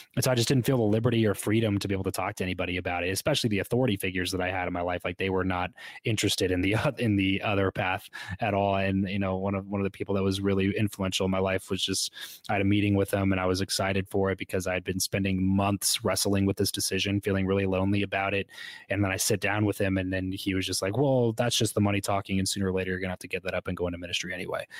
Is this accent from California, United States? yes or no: yes; Southern California, United States; moved away as an adult; also born or lived in Fresno; I grew up in Southern California